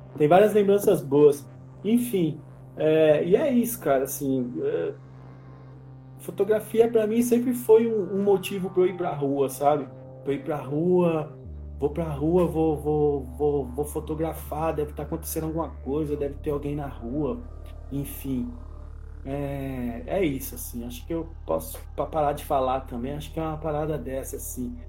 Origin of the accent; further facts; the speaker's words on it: São Paulo, Brazil; chegaram primeiramente no Capão Redondo, que foi onde eu nasci